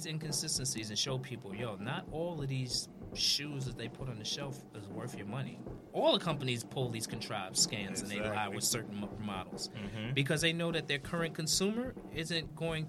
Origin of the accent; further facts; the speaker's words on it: New York City, New York, United States; born and raised in Brooklyn